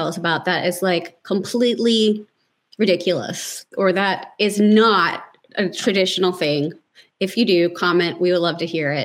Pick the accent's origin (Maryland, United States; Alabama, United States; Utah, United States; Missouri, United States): Maryland, United States; Baltimore; I grew up in Baltimore, where everything's about seafood.